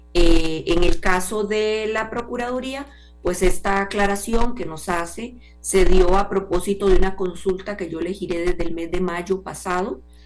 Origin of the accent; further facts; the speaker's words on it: Costa Rica; como costarricense